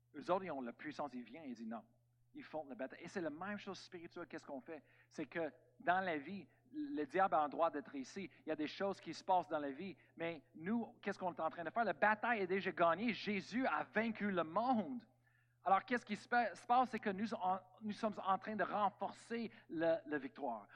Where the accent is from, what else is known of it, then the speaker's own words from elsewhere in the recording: Canada; on est tous des Américains, Amen, Canadiens